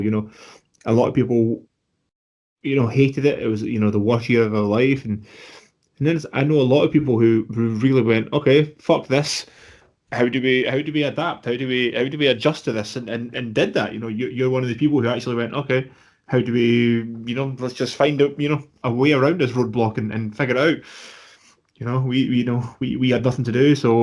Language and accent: English; Scotland, United Kingdom; being Scottish